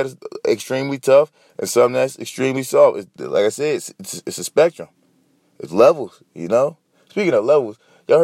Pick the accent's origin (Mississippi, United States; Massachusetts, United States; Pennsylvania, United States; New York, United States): Pennsylvania, United States; Philadelphia; I'm from Philly. I'm in Philly.